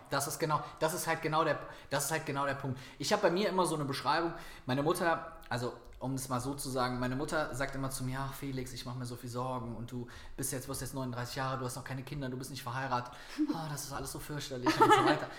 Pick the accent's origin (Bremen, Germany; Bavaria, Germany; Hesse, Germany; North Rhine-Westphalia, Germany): North Rhine-Westphalia, Germany; Viersen; nach Viersen in meine Heimatstadt gefahren